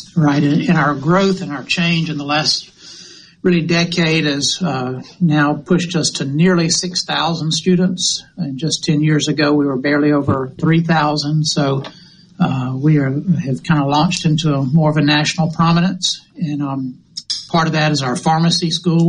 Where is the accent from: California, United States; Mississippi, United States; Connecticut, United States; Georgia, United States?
Mississippi, United States; Hattiesburg; I'm a native Mississippian. I was born in the Delta and grew up in uh, all my life, mostly in Hattiesburg